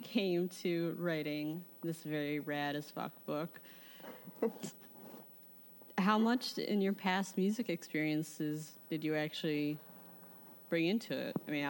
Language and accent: English; Chicago, Illinois, United States; I'm a Chicagoan